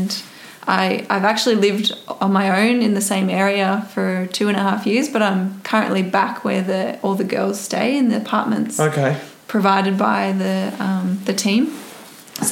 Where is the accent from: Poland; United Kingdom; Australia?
Australia; Canberra, Australian Capital Territory; moved away as an adult; I come from Canberra, and it's great cycling community there.